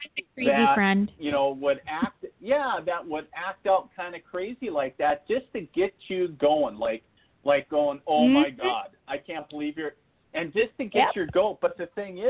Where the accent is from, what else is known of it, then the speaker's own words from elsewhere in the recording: northern Minnesota, United States; also born or lived in eastern North Dakota; now in North Dakota, United States; I'm originally from northern Minnesota up on the Canadian border. That's where I was born and raised